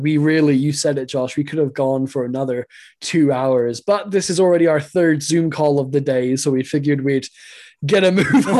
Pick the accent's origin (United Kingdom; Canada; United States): United Kingdom; England; I'm English.